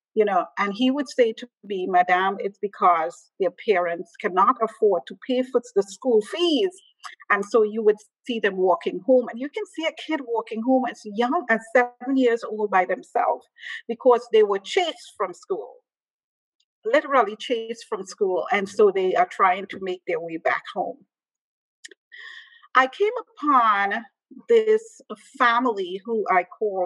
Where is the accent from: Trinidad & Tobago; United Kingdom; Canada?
Trinidad & Tobago; moved away; also born or lived in Chicago / Kampala; originally I am from Trinidad and Tobago, which is in the Caribbean.